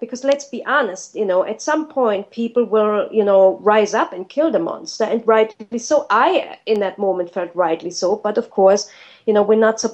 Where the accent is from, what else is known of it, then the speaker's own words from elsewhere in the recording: Germany; moved away; I'm from Germany